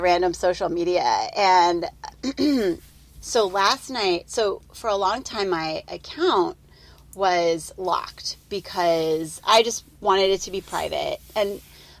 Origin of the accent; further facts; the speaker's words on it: Chicago suburbs, Illinois, United States; moved away; I grew up in the Chicago suburbs